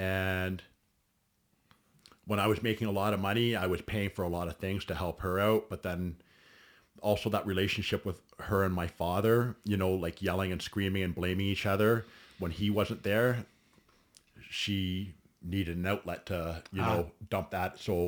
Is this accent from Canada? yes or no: yes; Caledon, Ontario, Canada; also born or lived in Alliston, Ontario; I was born in Alliston, Ontario. Okay. I grew up in Caledon and Caledon East most of my life. I was a country kid. Worked on my friend's farm during high school.